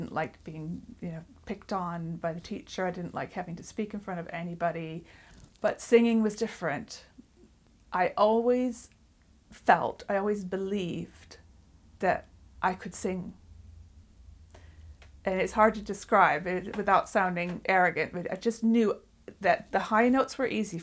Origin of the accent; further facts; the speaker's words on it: United States; now in England; I'm not originally from England. I grew up in the United States